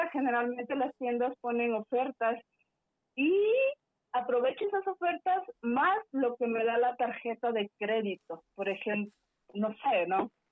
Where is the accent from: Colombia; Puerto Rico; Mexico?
Mexico; Veracruz; Yo soy de Veracruz y tenemos muy buen café.